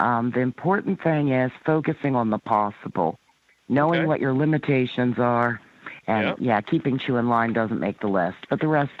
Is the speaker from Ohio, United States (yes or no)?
yes; Ohio, United States; also born or lived in Maryland; I was born here in Ohio. Spent part of my childhood in Maryland and then back to Ohio.